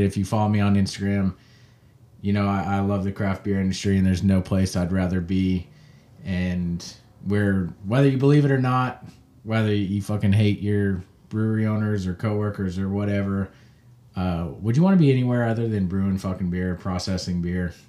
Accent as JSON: {"language": "English", "region": "Kansas", "country": "United States", "said": "I'm from Kansas, the craft beer caf-, uh, capital of the world"}